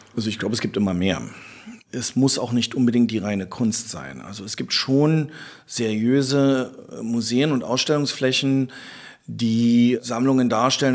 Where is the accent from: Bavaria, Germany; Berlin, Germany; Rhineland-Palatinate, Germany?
Berlin, Germany; wir sind Berliner